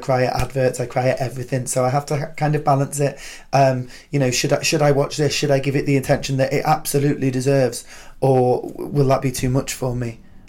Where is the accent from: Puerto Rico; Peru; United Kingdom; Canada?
United Kingdom; And being a Brit wasn't something to be used against us.